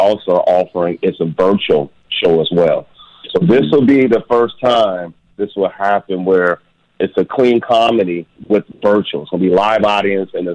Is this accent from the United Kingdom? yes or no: no; West Coast, United States; moved away as an adult; now in Hope, United States; I'm originally from the West Coast area, but I've been living in Hope, Arkansas for the past 9 years now.